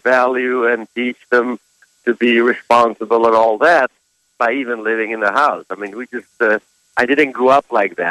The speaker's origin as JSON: {"language": "English", "country": "Kosovo", "moved": "yes", "said": "I'm from Kosovo"}